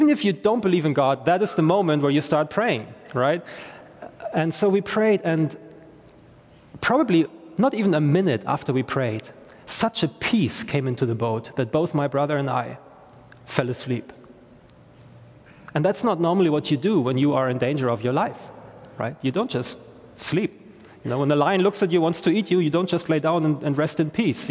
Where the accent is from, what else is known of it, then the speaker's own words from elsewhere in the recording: Germany; English is a second language; now in Belfast, United Kingdom; I am from Germany originally